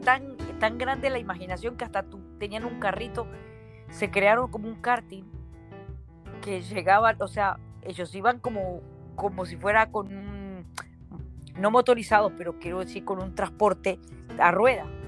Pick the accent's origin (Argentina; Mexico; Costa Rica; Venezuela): Argentina; Acassuso, Buenos Aires; now in Miami, United States; me recordó mis años en, en Acasuso, yo soy de Acasuso